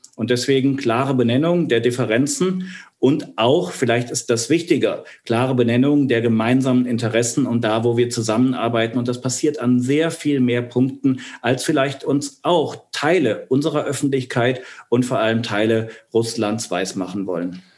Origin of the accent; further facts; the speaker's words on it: Archdiocese of Cologne, North Rhine-Westphalia, Germany; Ich komme aus dem Erzbistum Köln, also aus, aus Wölkistan